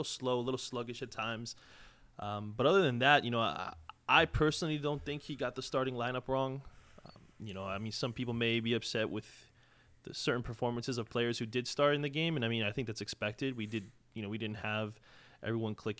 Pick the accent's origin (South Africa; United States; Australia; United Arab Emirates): United States; Long Island, New York; now in Charlotte, United States; I'm from Long Island, New York